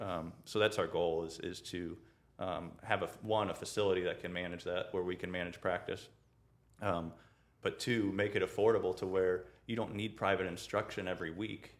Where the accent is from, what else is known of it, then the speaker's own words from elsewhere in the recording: St. Peters, Missouri, United States; I grew up in uh, St. Peter's